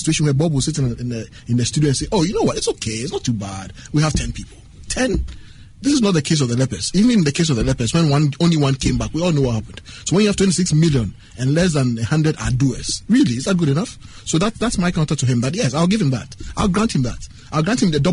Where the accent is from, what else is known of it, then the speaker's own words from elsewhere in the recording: Ghana; I'm Ghanaian and proudly so